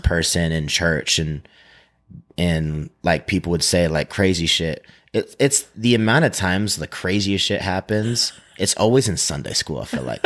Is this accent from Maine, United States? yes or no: yes; Maine, United States; moved away as an adult; now in Utah, United States; I come from Maine, and, like, it's very rural